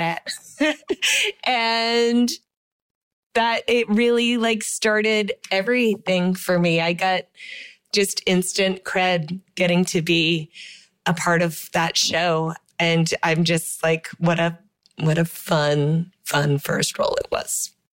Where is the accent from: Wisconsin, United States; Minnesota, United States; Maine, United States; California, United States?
Maine, United States; I am from Maine